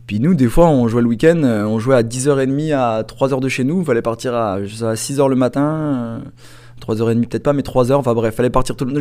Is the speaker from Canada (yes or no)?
no; France; moved away; je viens de la France.